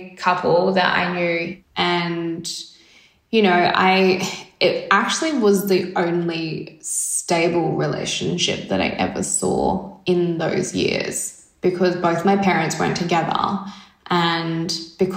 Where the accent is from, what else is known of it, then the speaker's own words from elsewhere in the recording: Carnarvon, Western Australia, Australia; also born or lived in Perth; I grew up in WA, so I'm actually a WA girl from a rural town called Carnarvon, and it's about 930 kilometres north of Perth. And yeah, and then half my life in Carnarvon, half my life in Perth.